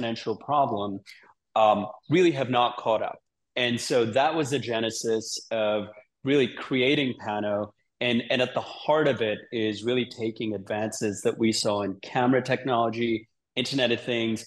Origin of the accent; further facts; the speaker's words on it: Sydney, New South Wales, Australia; now in San Francisco, United States; I live in San Francisco. I grew up in Sydney as a kid